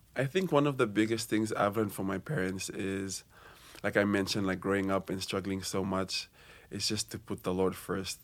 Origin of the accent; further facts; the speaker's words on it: Fiji; moved away as an adult; now in Hawaii, United States; I'm from Fiji, and this is my second year here at Brigham Young University, Hawaii